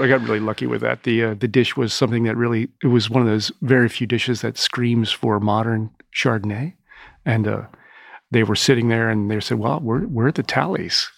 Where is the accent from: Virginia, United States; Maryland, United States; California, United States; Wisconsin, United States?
Maryland, United States; Owings Mills; now in New York, United States; I grew up in Maryland in, uh, in Owings Mills, home of the Ravens training camp